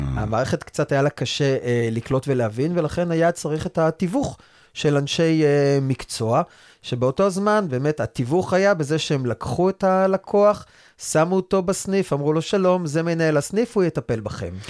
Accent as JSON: {"language": "Hebrew", "town": "Rehovot", "region": "Central District", "country": "Israel", "tie": "born or raised there", "also_born_or_lived": "Re'ut", "lives_now": "Rosh HaAyin, Israel", "said": "ובמקור אני נולדתי וגדלתי ברחובות. גר היום בראש העין"}